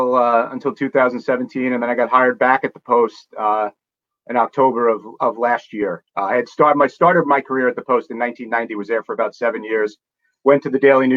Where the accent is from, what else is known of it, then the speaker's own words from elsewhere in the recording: Long Island, New York, United States; I grew up on Long Island.